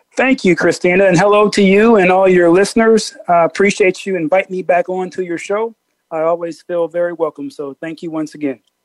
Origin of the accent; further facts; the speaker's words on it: Peoria, Illinois, United States; moved away; I'm from Peoria, Illinois